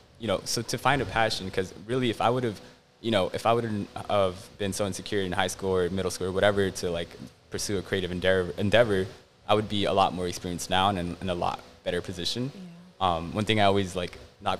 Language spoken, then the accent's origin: English; Los Angeles, California, United States; growing up in Southeast